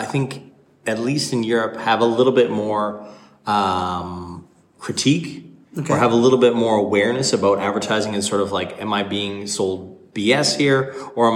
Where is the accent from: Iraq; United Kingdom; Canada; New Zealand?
Canada; now in Copenhagen, Denmark; as a Canadian